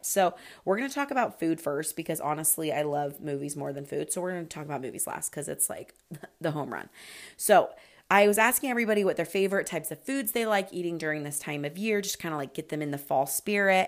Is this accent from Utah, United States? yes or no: yes; Utah, United States; now in Florida, United States; I am from Utah